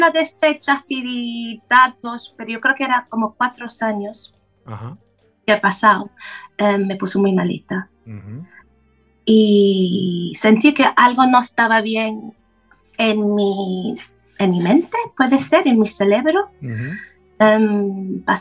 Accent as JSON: {"language": "Spanish", "region": "London", "country": "United Kingdom", "tie": "born or raised there", "second_language": "Spanish", "said": "nací en Londres, soy inglesa"}